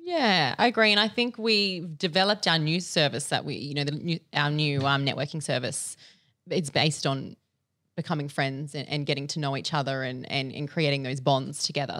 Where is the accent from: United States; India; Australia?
Australia; Adelaide, South Australia; moved away as an adult; now in Sydney, Australia; I am from Little Old Adelaide. I moved to Sydney about two years ago.